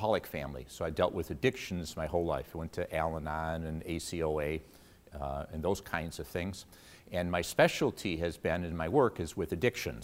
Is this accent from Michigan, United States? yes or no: yes; Detroit, Michigan, United States; my roots are here. I'm an East Sider. I grew up in the Detroit area